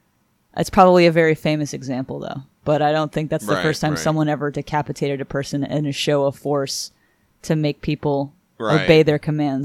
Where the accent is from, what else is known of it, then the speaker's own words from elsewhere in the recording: Stamford, Connecticut, United States; growing up in Stamford, Connecticut, just outside of Fairfield, Connecticut, and New York City, there is a playhouse in Stamford